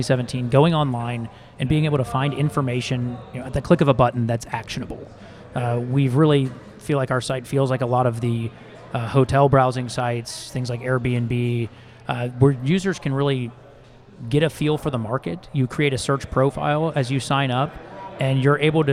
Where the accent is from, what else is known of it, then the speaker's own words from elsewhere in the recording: Dallas, Texas, United States; moved away as an adult; also born or lived in Chicago / Nashville, Tennessee / Newport Beach, California; I am actually from Dallas. I grew up here